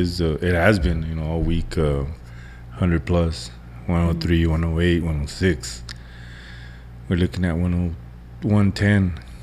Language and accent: English; Texas, United States; I still love Texas. I mean, don't get me wrong. It's my home state.